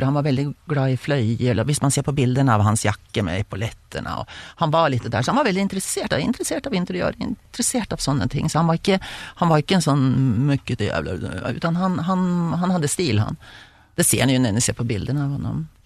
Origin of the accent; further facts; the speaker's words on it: Sweden; hjemme i Sverige